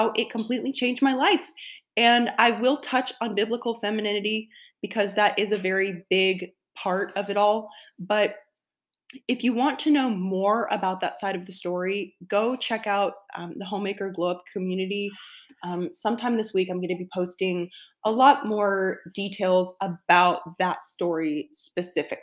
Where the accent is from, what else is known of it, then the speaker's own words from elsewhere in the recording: the South, United States; I'm from the South, and everyone there believed in God